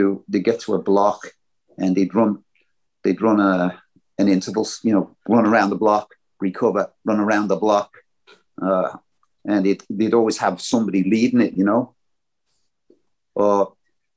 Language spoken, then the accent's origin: English; Liverpool, North West England, United Kingdom; I'm from Liverpool